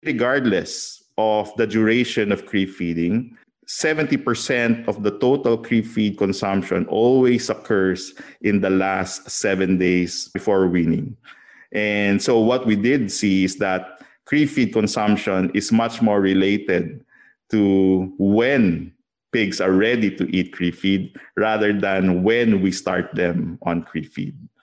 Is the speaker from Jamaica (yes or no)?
no; Philippines; I'm from the Philippines, and, um, I grew up with a family that's in agriculture